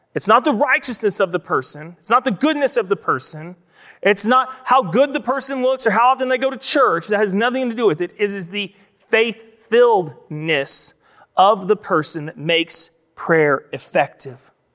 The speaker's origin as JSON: {"language": "English", "country": "United States", "said": "we, specifically as American Christians"}